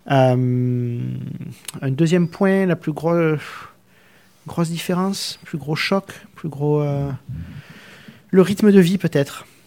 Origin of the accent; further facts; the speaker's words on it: southern France, France; moved away; et pourtant, on vient du sud de la France où les gens sont reconnus pour être un peu plus expressifs, un peu plus ouverts qu'à Paris notamment.